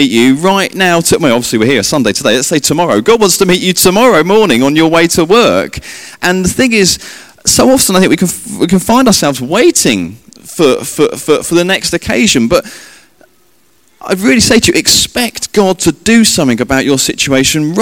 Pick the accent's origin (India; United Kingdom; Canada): United Kingdom; England; me being English